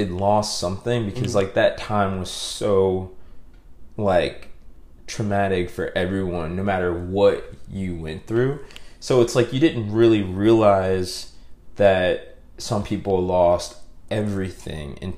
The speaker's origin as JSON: {"language": "English", "town": "New Orleans", "region": "Louisiana", "country": "United States", "tie": "born or raised there", "said": "I am from Uptown. My family lived in Mid-City for the years before Hurricane Katrina"}